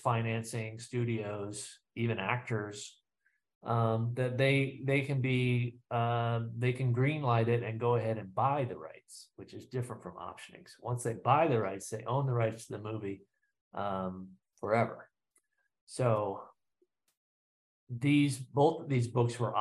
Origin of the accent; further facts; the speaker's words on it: Midwest, United States; as a Midwesterner